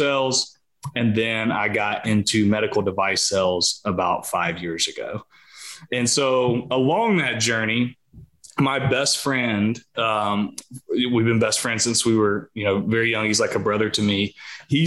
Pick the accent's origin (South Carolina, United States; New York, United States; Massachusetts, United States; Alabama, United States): South Carolina, United States; I'm from a small town in South Carolina. Grew up here my entire life